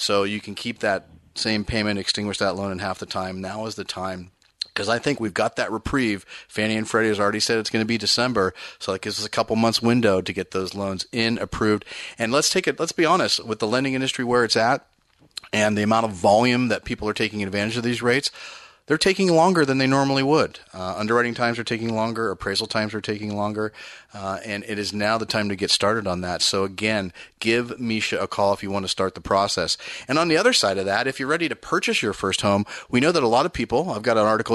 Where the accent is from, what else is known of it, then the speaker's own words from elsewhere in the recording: the Bay Area, California, United States; I grew up in the Bay Area